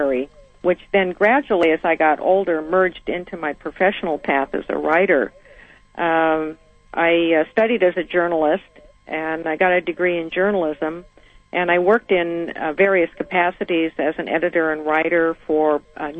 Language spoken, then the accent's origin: English; Seattle, Washington, United States; I grew up in Seattle, almost as an only child